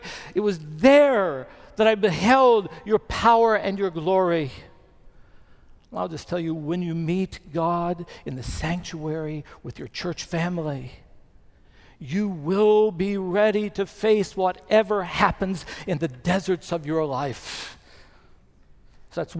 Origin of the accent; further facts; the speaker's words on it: Bluefield, West Virginia, United States; moved away; Chris and I went back to my hometown of Bluefield, West Virginia for my 50th high school reunion